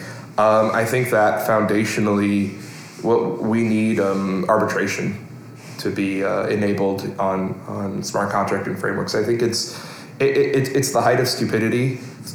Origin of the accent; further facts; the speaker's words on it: New York, United States; I'm a New Yorker. I'm a thoroughbred New Yorker